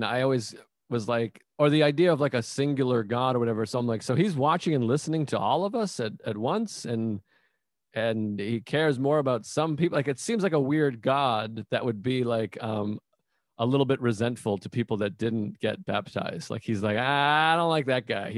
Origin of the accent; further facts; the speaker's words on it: Whitman, Massachusetts, United States; I'm from Whitman, Massachusetts. So like a small town south of Boston